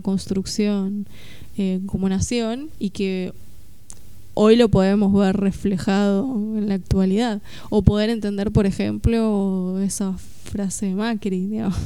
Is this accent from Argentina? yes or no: yes; Argentina; nuestra identidad como argentinos